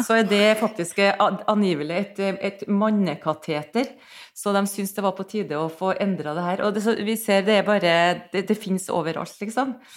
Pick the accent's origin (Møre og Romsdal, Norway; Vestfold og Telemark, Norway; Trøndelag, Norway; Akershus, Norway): Møre og Romsdal, Norway; Nordmøre; now in Trondheim, Norway; jeg, bor i Trondheim. Jeg er fra Nordmøre